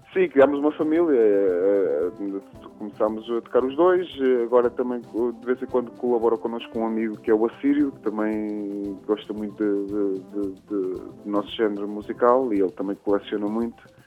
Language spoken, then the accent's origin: Portuguese; Pontével, Santarém District, Portugal; onde vivi, onde cresci, na zona do, do Cartaz. Eh, uma pequena aldeia chamada Pontevel